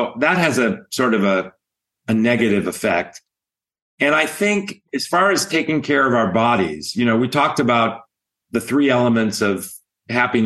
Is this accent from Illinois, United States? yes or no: yes; outside of Chicago, Illinois, United States; now in California, United States; I grew up outside of Chicago